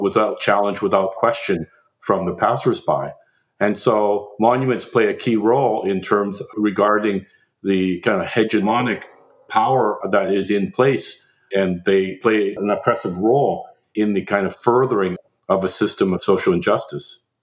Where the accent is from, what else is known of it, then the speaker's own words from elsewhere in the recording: Canada; now in United States; as a Canadian